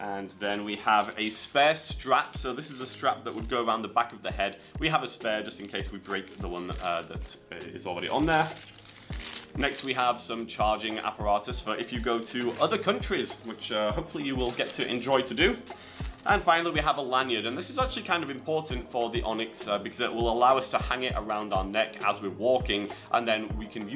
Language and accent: English; England, United Kingdom; moved away; coming from Oxcyte out of England. That's my home country.